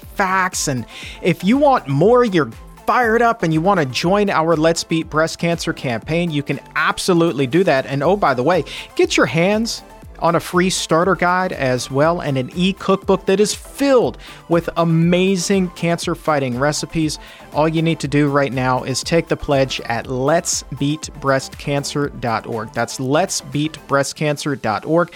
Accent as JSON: {"language": "English", "town": "Chesapeake", "region": "Virginia", "country": "United States", "tie": "born or raised there", "said": "Chesapeake, Virginia, Hampton Roads, my hometown"}